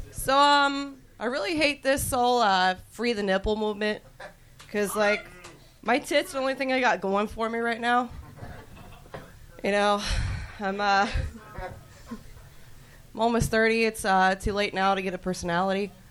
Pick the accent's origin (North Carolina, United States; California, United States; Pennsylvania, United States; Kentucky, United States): North Carolina, United States; Uh, no, I came here from North Carolina.